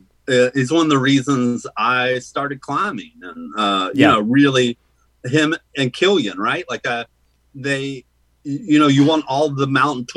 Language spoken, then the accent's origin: English; Virginia, United States; growing up in Virginia